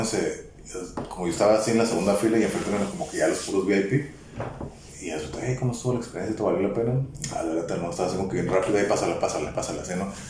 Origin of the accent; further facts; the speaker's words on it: Baja California, Mexico; Yo vengo de México. De Mexicali. Pero no, de Tijuana.